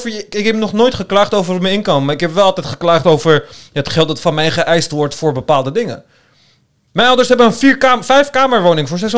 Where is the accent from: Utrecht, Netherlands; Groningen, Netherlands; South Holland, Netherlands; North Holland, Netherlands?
North Holland, Netherlands; Amsterdam; born or raised there